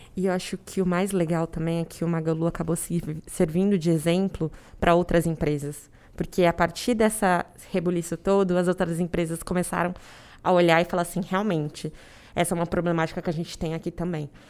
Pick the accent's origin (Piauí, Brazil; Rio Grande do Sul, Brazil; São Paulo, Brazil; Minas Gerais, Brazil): São Paulo, Brazil; Araçoiaba da Serra; moved away as an adult; now in São Paulo, Brazil; Eu sou do interior de São Paulo, de Araceaba da Serra, uma cidade muito pequenininha.